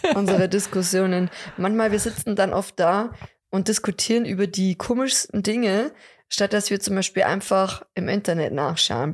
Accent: Lower Bavaria, Germany; bei uns in Niederbayern, vielleicht auch sogar in Deckendorf oder Raum Deckendorf

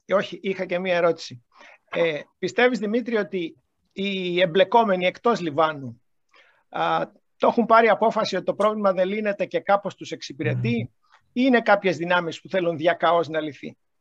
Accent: Greece; μας ρωτάει από πού είσαστε. Λέμε εμείς από την Ελλάδα.

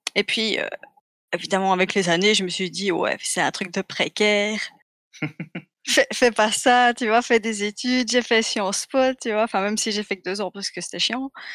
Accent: Belgium; je suis belge

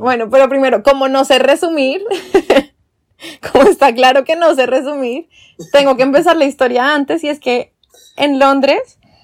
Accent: Colombia; moved away as an adult; also born or lived in London; por ser colombiana

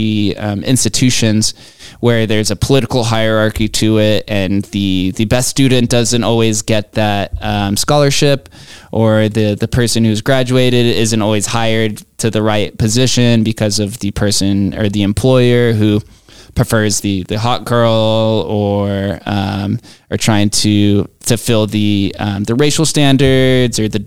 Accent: Las Vegas, Nevada, United States; Growing up in Vegas

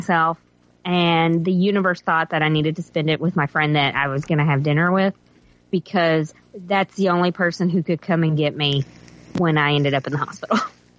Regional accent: United States; moved away; if I ever go back to my hometown, I'll go with my friends, and we'll drive the extra 40 minutes or whatever to go to that one

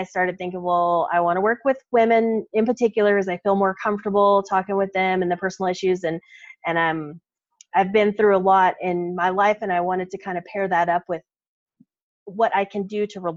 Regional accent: Texas, United States; now in Colorado, United States; we're from Texas

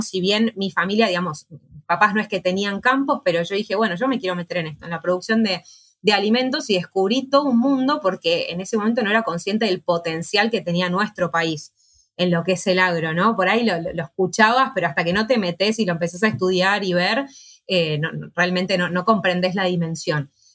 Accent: Buenos Aires, Argentina; soy de Capital Federal, no soy del, interior del país

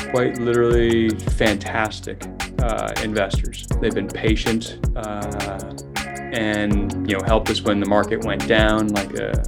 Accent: Silicon Valley, California, United States; also born or lived in Europe; I was born, raised in Silicon Valley, about a mile away from Apple headquarters

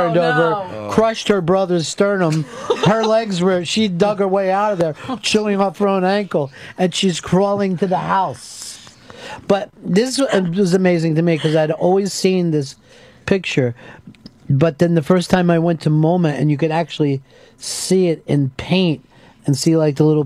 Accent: Pennsylvania, United States; I'm from Pennsylvania, where the Wyeth family is from

